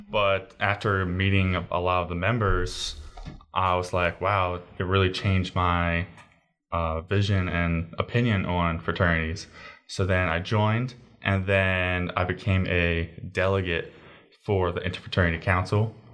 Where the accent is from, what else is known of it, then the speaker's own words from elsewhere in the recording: Baldwin, Maryland, United States; And where are you from? Uh, Baldwin, Maryland.